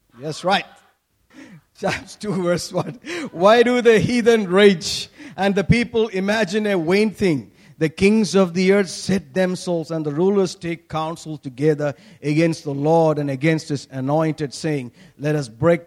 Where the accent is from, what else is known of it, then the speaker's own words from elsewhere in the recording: Kerala, India; When we grew up in Kerala, you know, during our young age